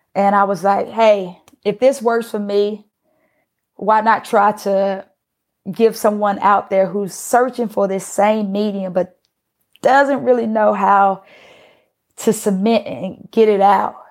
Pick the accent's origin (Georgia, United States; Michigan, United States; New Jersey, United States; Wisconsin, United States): Georgia, United States; Atlanta; also born or lived in Pittsburgh; being that I was from Atlanta